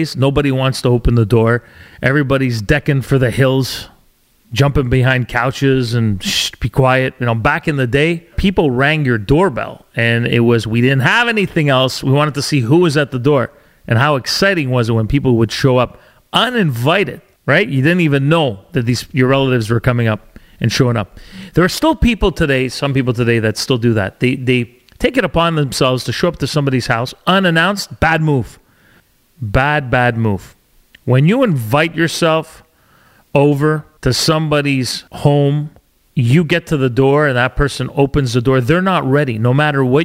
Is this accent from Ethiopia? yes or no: no; Canada; also born or lived in Alberta / Ontario / British Columbia; I'm a Canadian born to Italian parents